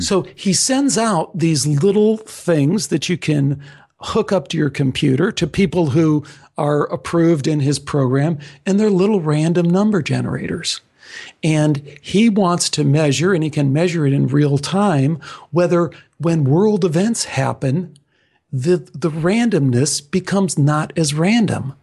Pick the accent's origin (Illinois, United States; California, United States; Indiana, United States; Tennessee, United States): Illinois, United States; Chicago; I was born in Chicago and only half my family is, is Greek